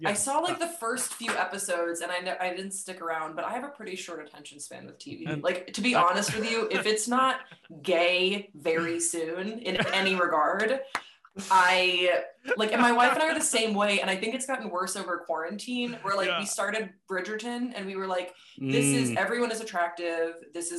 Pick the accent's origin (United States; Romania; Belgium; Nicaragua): Belgium; Waterloo, Walloon Brabant; I grew up in Waterloo, Belgium from the age of like 7 until I graduated high school at 18.